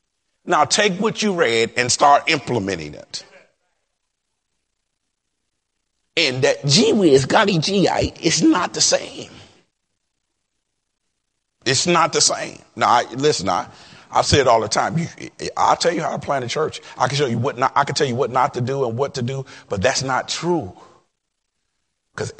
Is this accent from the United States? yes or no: yes; Detroit, Michigan, United States; I'm from Detroit